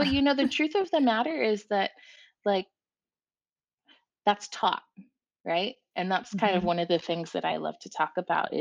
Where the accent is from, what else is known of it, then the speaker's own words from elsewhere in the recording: Orange County, California, United States; growing up in Orange County in the 90s